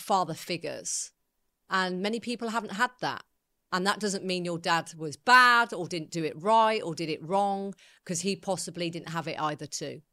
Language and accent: English; Coventry, West Midlands, United Kingdom; I was brought up in Coventry